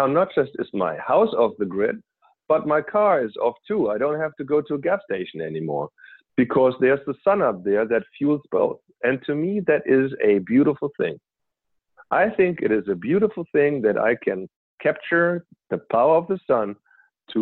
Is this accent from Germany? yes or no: yes; Germany; moved away; I'm originally from Germany